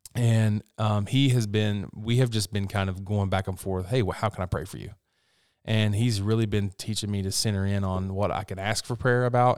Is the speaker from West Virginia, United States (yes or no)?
yes; West Virginia, United States; I'm from West Virginia